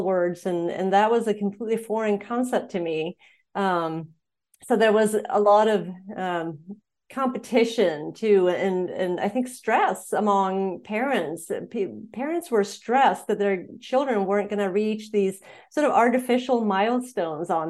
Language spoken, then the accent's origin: English; Sweden; moved away as an adult; also born or lived in Montana, United States / Indiana, United States; now in United States; I was born and raised in Sweden, and then I moved to the U.S. when I was in my 20s